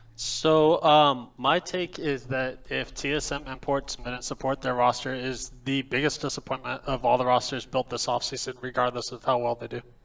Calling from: Lexington, Kentucky, United States; I'm calling from Lexington, Kentucky.

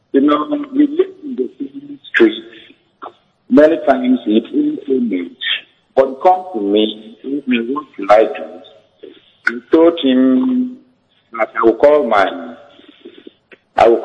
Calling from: Uyo, Akwa Ibom, Nigeria; from Uyo.

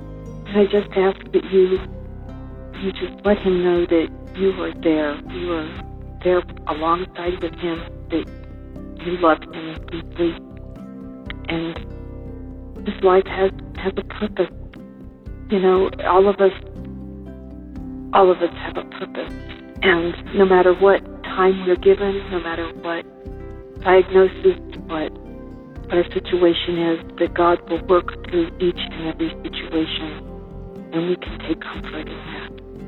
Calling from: California, United States; I'm calling from California.

